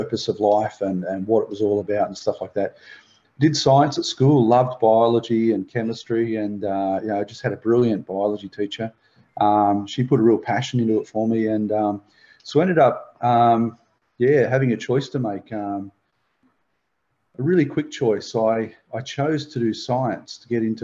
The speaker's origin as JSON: {"language": "English", "town": "Belmont", "country": "Australia", "tie": "born or raised there", "also_born_or_lived": "South Australia", "said": "Mum, my sister and I moved from South Australia over to Belmont, and my mum had some major surgery that was going on, some brain surgery, and so we lived with my grandparents for about 3 years"}